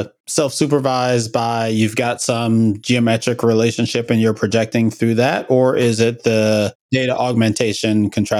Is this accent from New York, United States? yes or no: yes; New York, United States; I'm from New York